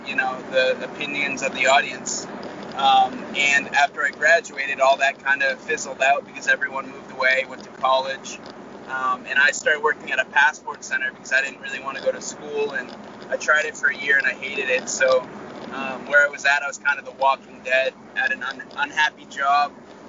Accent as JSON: {"language": "English", "region": "Maine", "country": "United States", "said": "I might be the only UFC, Bellator, and World Series of Fighting veteran ever out of the state of Maine."}